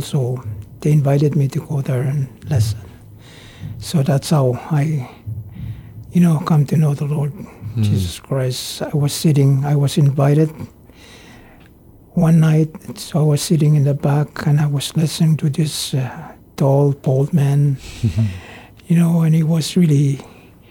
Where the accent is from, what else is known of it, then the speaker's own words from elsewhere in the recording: Pohnpei, Micronesia; also born or lived in Pingelap / United States; I was born on Pinglap, 1957, July 1957. So I spent most of my time on Pohnpei. You know, we left Pinglap when I was very young.